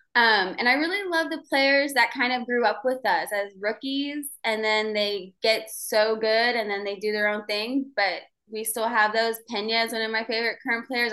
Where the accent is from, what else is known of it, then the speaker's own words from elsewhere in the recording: Houston, Texas, United States; Born and raised in Houston